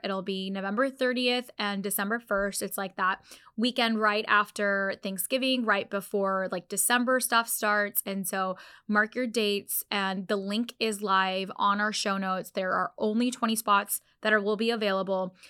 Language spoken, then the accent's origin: English; Orlando, Florida, United States; this is literally my hometown